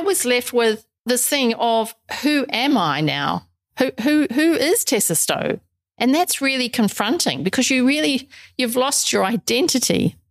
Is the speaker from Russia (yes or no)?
no; New Zealand; moved away as an adult; also born or lived in England / Middle East / South Africa / Brisbane, Australia; now in Australia; although I'm originally from New Zealand, I haven't lived there since well for forever since I was 22. Because I left New Zealand when I was 22